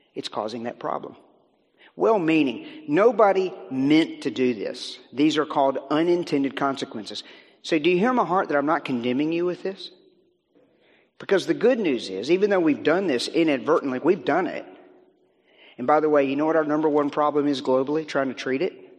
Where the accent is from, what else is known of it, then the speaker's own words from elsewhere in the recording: Virginia, United States; Beth and I come from Virginia uh, in the U.S.